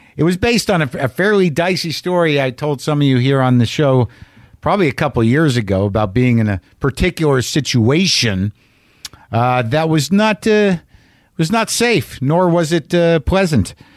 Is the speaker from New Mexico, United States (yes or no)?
yes; New Mexico, United States; I grew up in New Mexico